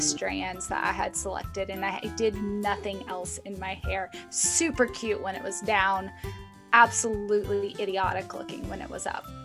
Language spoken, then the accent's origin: English; the South, United States; I grew up in the South, it's pretty cutthroat down there